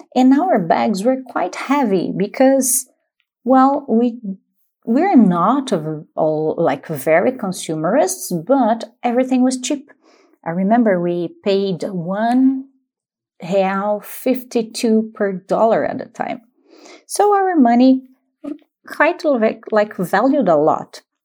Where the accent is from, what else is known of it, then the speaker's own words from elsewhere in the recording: Paulínia, São Paulo, Brazil; English is a second language; I am from Paulínia